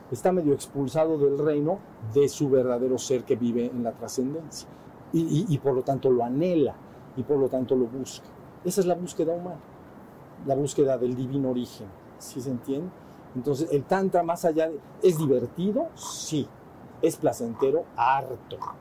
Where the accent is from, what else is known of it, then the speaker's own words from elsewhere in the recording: Mexico; somos mexicanos